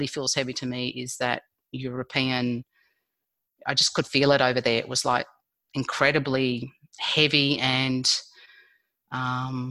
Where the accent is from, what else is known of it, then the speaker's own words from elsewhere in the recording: Australia; I was born in Australia